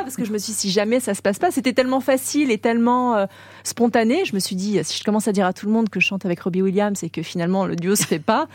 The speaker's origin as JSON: {"language": "French", "country": "French Polynesia", "tie": "born or raised there", "moved": "as an adult", "lives_now": "Paris, France", "said": "Ma vie d'avant, pour moi, c'est Tahiti, c'est mon enfance, c'est là où j'ai grandi"}